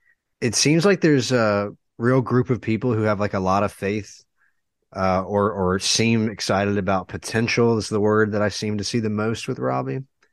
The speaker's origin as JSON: {"language": "English", "town": "Auburn", "region": "Alabama", "country": "United States", "said": "I'm from Auburn. And so, you know, the town's dead for like that 2-3-4 week period"}